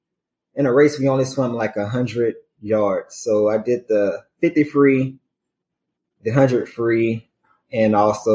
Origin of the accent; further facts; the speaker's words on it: Haynesville, Louisiana, United States; moved away as an adult; also born or lived in Indiana; now in Nashville, United States; I'm from a small town named Haynesville, Louisiana, just about an hour and 15 minutes north of Shreveport, right along the Arkansas border.